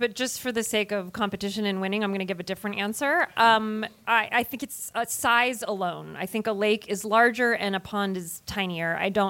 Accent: New Jersey, United States; when I was a little girl growing up in New Jersey

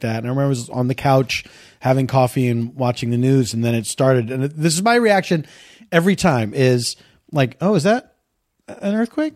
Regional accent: Philadelphia, Pennsylvania, United States; moved away; I grew up in the East Coast

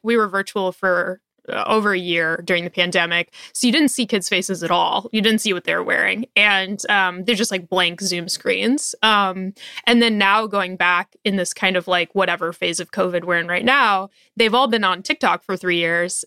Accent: Portland, Oregon, United States; I live in Portland, Oregon, and, um, I grew up in Portland, but I grew up in the suburbs

